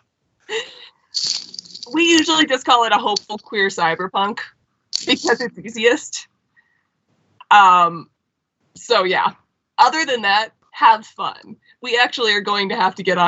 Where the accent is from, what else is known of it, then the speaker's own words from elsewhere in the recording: Colorado, United States; my home state, Colorado